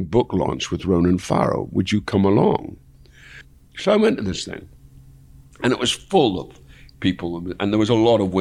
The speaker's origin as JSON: {"language": "English", "town": "Dundee", "region": "Scotland", "country": "United Kingdom", "tie": "born or raised there", "said": "going back to my hometown"}